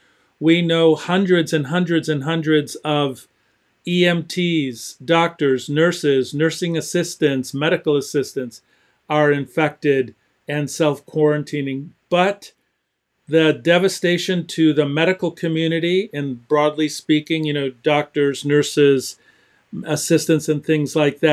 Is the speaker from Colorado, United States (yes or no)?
no; Detroit, Michigan, United States; Hot spots in my hometown, Detroit, Michigan.